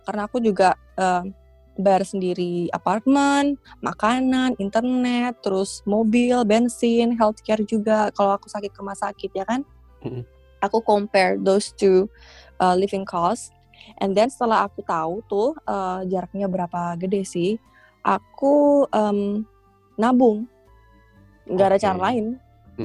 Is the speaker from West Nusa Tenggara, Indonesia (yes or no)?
no; East Java, Indonesia; moved away as an adult; now in Hong Kong; aku dibesarin di Jawa Timur